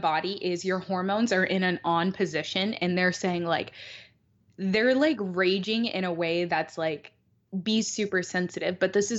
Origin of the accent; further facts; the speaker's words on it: Detroit, Michigan, United States; I'm from Detroit